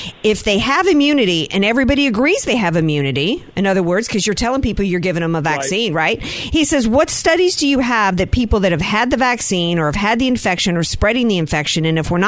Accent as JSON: {"language": "English", "town": "Slidell", "region": "Louisiana", "country": "United States", "tie": "born or raised there", "also_born_or_lived": "Jacksonville, North Carolina", "said": "I was born in Jacksonville, North Carolina, Camp Lejeune, daughter of two Marines. And then we settled in the New Orleans area by way of North Shore, Slidell."}